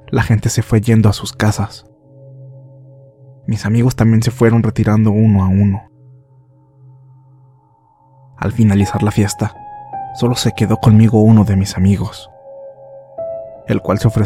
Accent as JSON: {"language": "Spanish", "town": "Sica Sica", "region": "La Paz", "country": "Bolivia", "said": "Yo soy de Sica Sica, un pueblo que se encuentra ubicado a 100 kilómetros al sur de La Paz."}